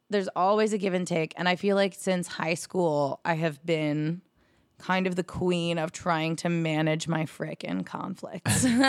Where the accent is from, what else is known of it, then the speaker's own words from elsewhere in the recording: New Jersey, United States; moved away as an adult; now in New York City, United States; living in New Jersey, close to my hometown